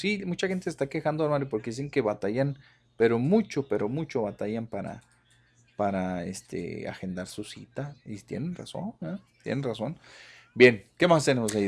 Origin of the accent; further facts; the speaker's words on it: Ocampo, Durango, Mexico; moved away; todos los que nacimos ahí en las rancherías